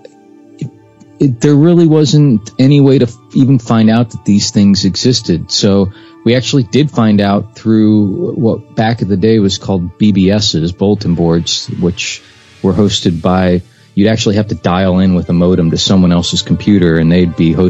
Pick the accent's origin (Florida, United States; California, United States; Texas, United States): Florida, United States; Clearwater; I was born and raised in Florida